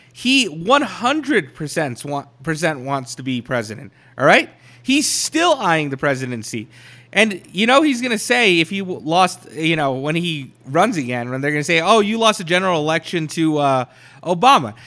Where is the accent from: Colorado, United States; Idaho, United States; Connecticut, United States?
Colorado, United States; Colorado Springs; my hometown, all right? In Colorado Springs